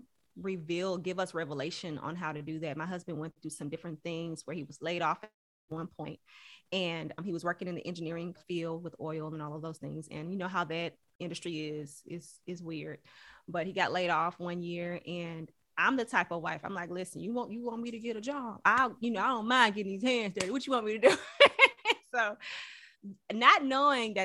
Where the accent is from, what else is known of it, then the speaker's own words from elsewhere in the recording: Houston, Texas, United States; I'm from Houston, Texas, originally from Houston, Texas. So I graduated from Barbara Jordan High School of Careers